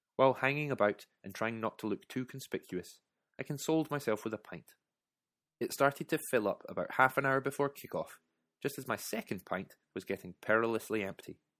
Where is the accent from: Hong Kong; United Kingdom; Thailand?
United Kingdom; my being British